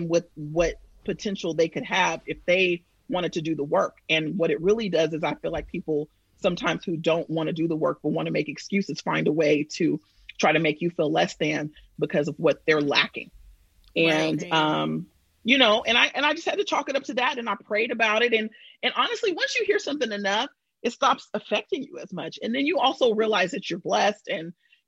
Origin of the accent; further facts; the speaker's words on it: Bay Area, California, United States; moved away as an adult; now in New York, United States; I'm from the Bay Area.